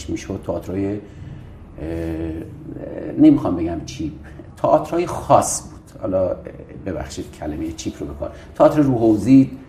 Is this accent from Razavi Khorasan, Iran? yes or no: yes; Mashhad, Razavi Khorasan, Iran; also born or lived in Sistan and Baluchestan / Tehran; دیگه توی قوم بسیار مهمان دوست بلوچ به دنیا اومدم ولی بلوچ نیستم و والدینم خراسان جنوبی هستن بیرجندی خودم در مشهد و در تهران بزرگ شدم